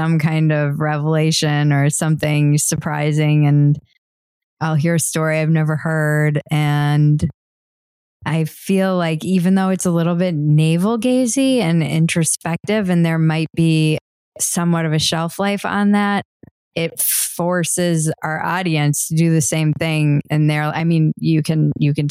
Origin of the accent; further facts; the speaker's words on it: United States; we were born and raised in America